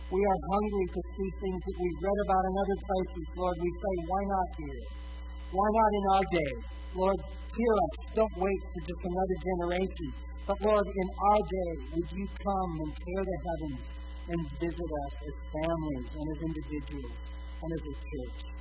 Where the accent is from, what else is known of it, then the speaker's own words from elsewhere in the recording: Spicer, Minnesota, United States; growing up in Spicer, in a small town